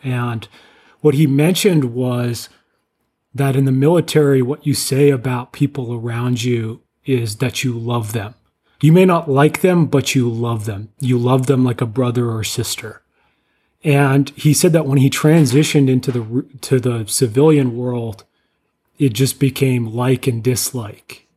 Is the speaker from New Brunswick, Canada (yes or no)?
no; Ottawa, Ontario, Canada; I grew up in Ottawa, so I, I was a Sens fan